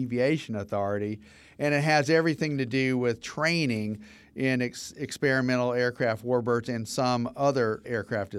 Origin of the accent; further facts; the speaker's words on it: Atlanta, Georgia, United States; and I'm from Atlanta